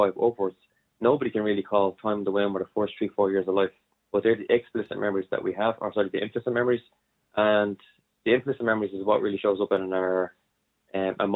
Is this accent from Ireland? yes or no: yes; Dublin, Leinster, Ireland; I'm an Irishman. I was born and bodied here in Dublin